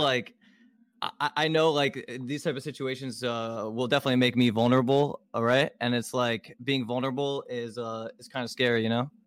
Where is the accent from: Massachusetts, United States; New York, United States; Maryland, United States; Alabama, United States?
Maryland, United States; Baltimore; I was born in Baltimore, Maryland